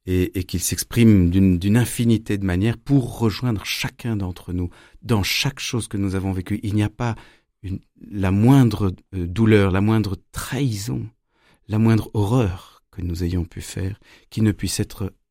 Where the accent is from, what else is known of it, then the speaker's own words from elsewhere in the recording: Strasbourg, Grand Est, France; born there; Bah, je suis né en 74 à Strasbourg de deux parents musiciens de très haut niveau. On a beaucoup déménagé